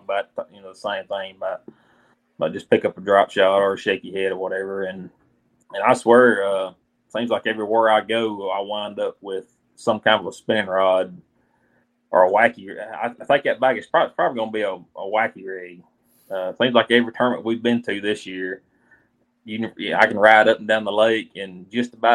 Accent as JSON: {"language": "English", "region": "Alabama", "country": "United States", "said": "I'm from Alabama"}